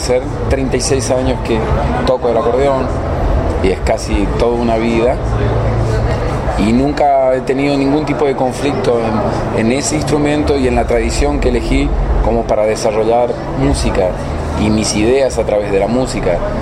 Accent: Misiones, Argentina; yo no soy de Buenos Aires, soy de una provincia que está a mil kilómetros al noreste de, Buenos Aires, de una zona rural

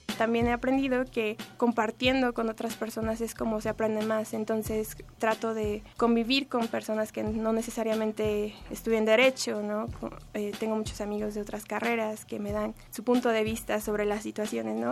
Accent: United States; now in Mexico City, Mexico; Mi familia fue migrante en Estados Unidos y pues cuando creces allá en un país diferente

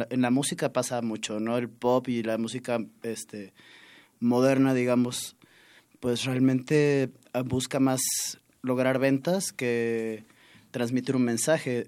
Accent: southern Veracruz, Mexico; Fanny y yo, los dos somos de, de Veracruz, de distintas partes del estado, pero del sur los dos

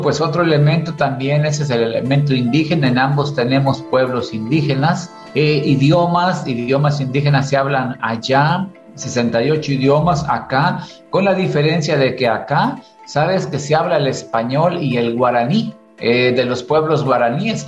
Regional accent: Zacatecas, Mexico; now in Paraguay; yo soy de Zacatecas

